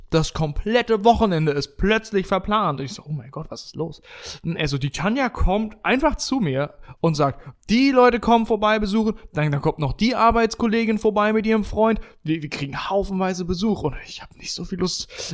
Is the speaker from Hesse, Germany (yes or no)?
yes; Bensheim, Hesse, Germany; Weststadthalle war immer der Austragungsort von, ähm, von, von Hallenturnieren bei uns in Bensheim